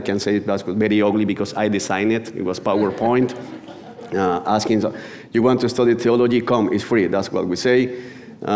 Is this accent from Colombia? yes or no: yes; Barranquilla, Atlántico, Colombia; English is a second language; I come from Colombia. Barranquilla is a city that is in the north coast of the country.